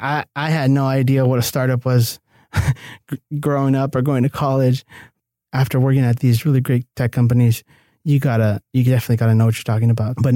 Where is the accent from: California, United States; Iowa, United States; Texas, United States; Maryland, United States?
California, United States; El Cerrito; now in Los Angeles, United States; I'm born and raised in El Cerrito, California. It's kind of like nearby East LA. Mm-hmm. And traditionally, you know, low income neighborhood, Hispanic.